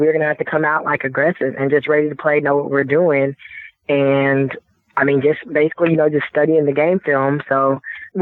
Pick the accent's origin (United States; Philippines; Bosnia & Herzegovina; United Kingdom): United States; Dallas, Texas; here in my hometown